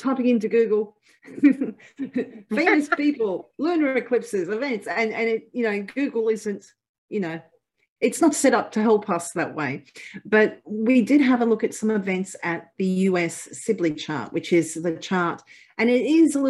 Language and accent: English; Australia; I'm Australian